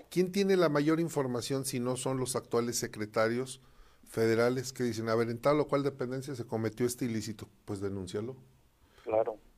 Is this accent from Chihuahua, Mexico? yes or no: no; Aguascalientes, Mexico; somos más de derecha en Aguascalientes.